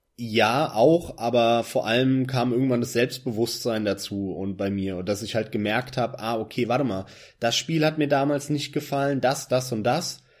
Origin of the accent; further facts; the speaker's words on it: Germany; als Deutscher im PC-Land Deutschland